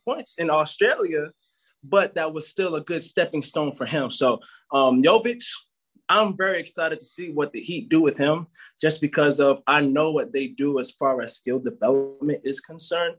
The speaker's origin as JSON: {"language": "English", "country": "Jamaica", "said": "I'm Jamaican."}